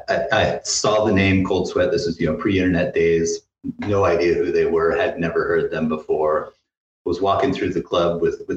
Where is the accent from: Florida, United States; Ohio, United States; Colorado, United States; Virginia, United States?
Colorado, United States; Denver; growing up in Denver